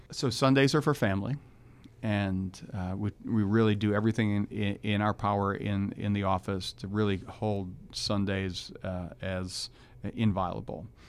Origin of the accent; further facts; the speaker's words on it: New Orleans, Louisiana, United States; moved away; I'm from New Orleans